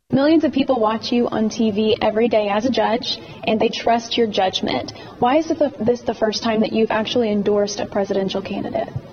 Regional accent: New York City, New York, United States; I was born in Brooklyn, so I have Brooklyn street smarts

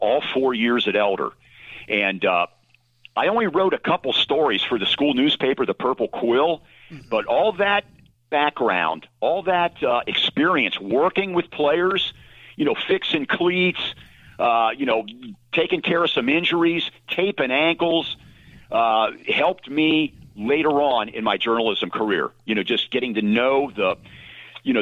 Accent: Cincinnati, Ohio, United States; I am from the Queen City of Cincinnati, the west side, the best side, the Price Hill section

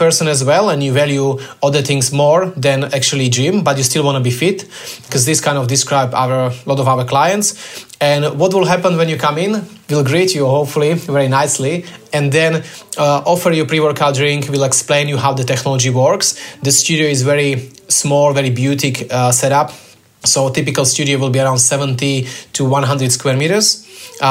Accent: Slovakia; moved away as an adult; now in Australia; I'm originally from Slovakia

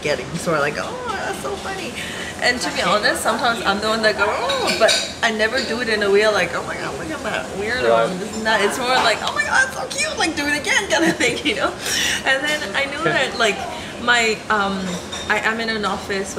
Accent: Madagascar; now in Thailand; I come from Madagascar

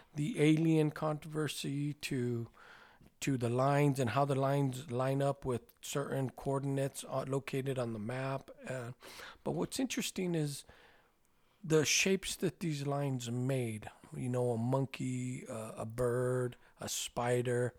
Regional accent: New Mexico, United States

